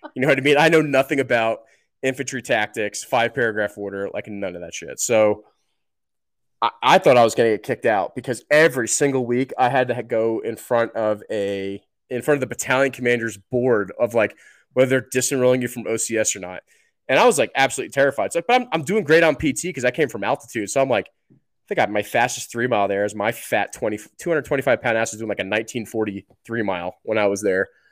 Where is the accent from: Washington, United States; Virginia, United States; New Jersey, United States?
New Jersey, United States; moved away; also born or lived in New York / Colorado; I grew up in New Jersey. I was born in New York